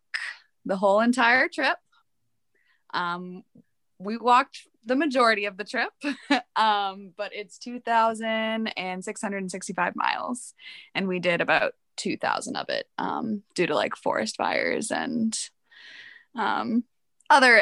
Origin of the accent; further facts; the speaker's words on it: East Coast, United States; we are both from the East Coast.